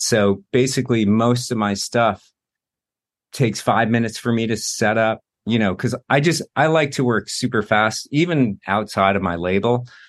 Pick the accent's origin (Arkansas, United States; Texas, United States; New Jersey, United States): New Jersey, United States; moved away as an adult; also born or lived in New York; now in Los Angeles, United States; I lived in New York for twenty years, and I grew up in Jersey